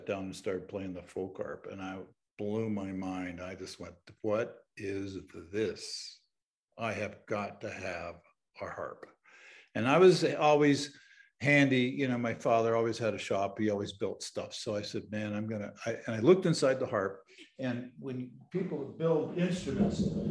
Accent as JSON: {"language": "English", "region": "Southern Ontario", "country": "Canada", "tie": "born or raised there", "said": "I grew up in Southern Ontario in Canada."}